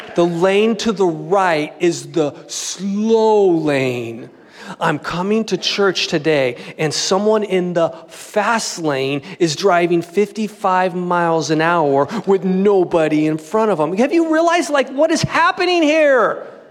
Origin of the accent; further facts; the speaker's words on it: Southern California, United States; born and raised in Southern California